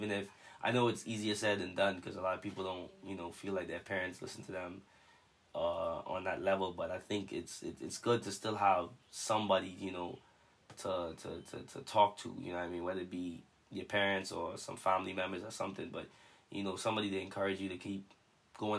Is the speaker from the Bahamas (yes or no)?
yes; Bahamas; I'm from the Bahamas.